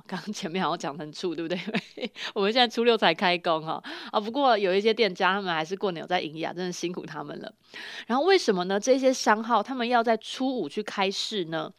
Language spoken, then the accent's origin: Chinese; Chiayi County, Taiwan; 因为我是嘉义人